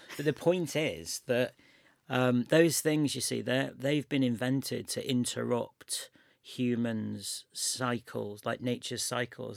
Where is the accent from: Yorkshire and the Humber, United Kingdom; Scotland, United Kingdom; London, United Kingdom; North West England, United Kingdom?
North West England, United Kingdom; Chester; also born or lived in Manchester; I'm from Chester, which is just up the road, and I lived in Manchester for, I know, five or six years.